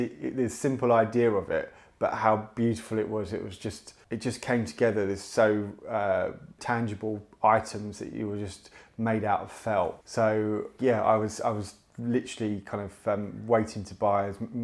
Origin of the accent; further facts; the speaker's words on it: Chingford, London, United Kingdom; moved away as an adult; now in Brighton, United Kingdom; I came from Chingford, where it's very sort of white, middle class, Tory kind of stagnant